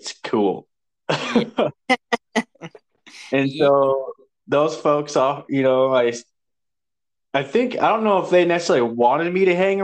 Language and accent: English; Missoula, Montana, United States; I was born in Missoula, Montana